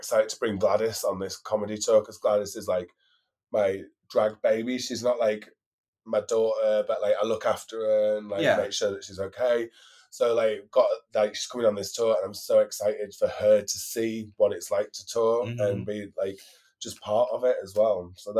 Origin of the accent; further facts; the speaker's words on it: Newcastle, North East England, United Kingdom; So, I think, you see, for me, a local queen means I'm from Newcastle. So, if you said I was a Newcastle queen, that's local queen.